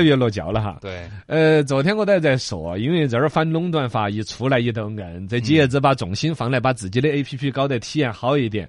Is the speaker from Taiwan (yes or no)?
no; China; 我们中国人都很傲娇